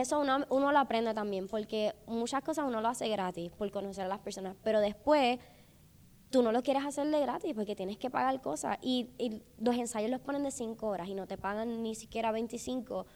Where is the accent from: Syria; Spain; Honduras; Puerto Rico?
Puerto Rico; moved away as an adult; now in Los Angeles, United States; yo, yo, yo soy de Puerto Rico